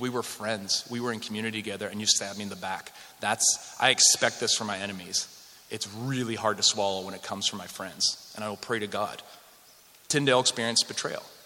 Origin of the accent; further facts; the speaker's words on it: Western Canada, Canada; moved away; I grew up in Western Canada